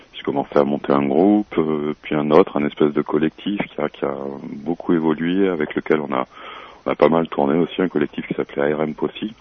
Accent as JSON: {"language": "French", "country": "Réunion", "said": "Je suis réunionnais d'origine"}